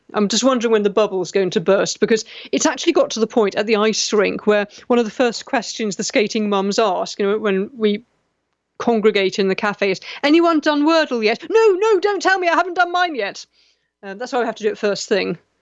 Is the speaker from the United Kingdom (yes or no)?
yes; United Kingdom; I'm British